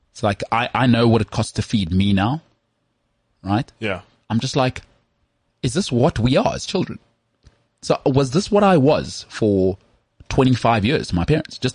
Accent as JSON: {"language": "English", "area": "West Rand", "region": "Gauteng", "country": "South Africa", "said": "I've got North tendencies, even though I'm from the West Rand."}